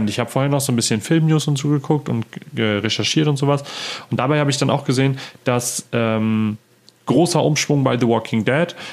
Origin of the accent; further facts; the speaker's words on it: Friesland, Lower Saxony, Germany; bei uns, da wo ich herkomme, aus Friesland